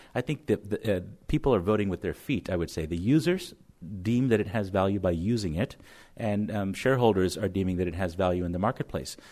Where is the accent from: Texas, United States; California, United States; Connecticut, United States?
Connecticut, United States; my home state of Connecticut